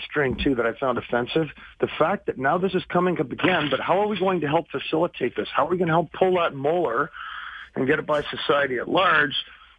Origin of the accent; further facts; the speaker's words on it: San Francisco, California, United States; also born or lived in Montreal, Canada; now in Canada; I grew up in San Francisco in the 70s. I'm originally from Montreal